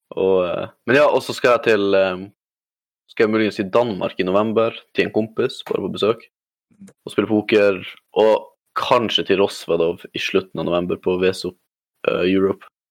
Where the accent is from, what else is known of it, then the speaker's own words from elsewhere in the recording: Alta, Finnmark, Norway; moved away; also born or lived in Harstad, Troms; Jeg kommer fra Nord-Norge